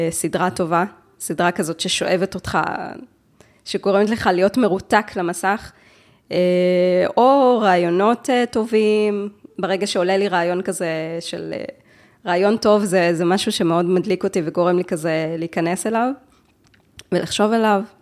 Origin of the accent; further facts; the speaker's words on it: Jerusalem, Jerusalem District, Israel; אני בירושלים, אני עובדת בירושלים, אה, ואת, וההורים שלי גם גרים בירושלים, אני גדלתי בירושלים.